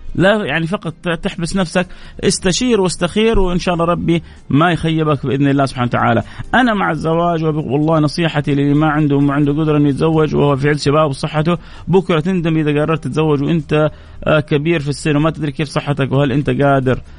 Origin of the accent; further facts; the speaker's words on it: Saudi Arabia; عندنا في السعودية، مو عندنا في الخليج